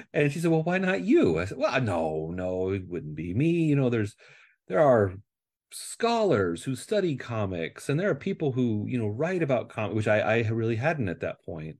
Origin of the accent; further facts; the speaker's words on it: Nebraska, United States; moved away as an adult; now in California, United States; I grew up in Nebraska